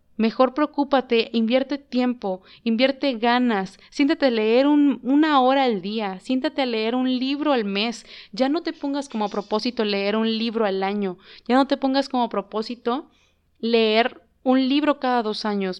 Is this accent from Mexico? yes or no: yes; Mexico; como mexicanos, como país, como México